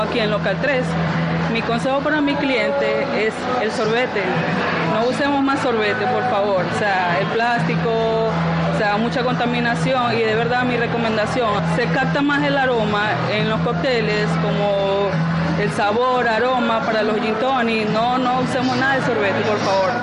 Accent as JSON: {"language": "Spanish", "country": "Venezuela", "moved": "as an adult", "lives_now": "Dominican Republic", "said": "soy venezolana, tengo dos años acá que llegué a República Dominicana"}